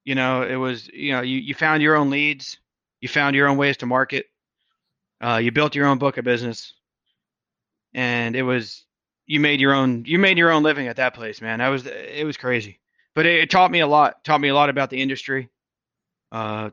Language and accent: English; New Jersey, United States; also born or lived in Boston, Massachusetts / Maryland; I'm from the East Coast. I was born in Boston, raised in New Jersey.